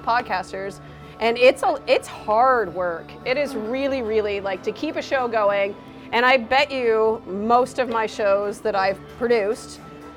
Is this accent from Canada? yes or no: yes; Ontario, Canada; now in New Brunswick, Canada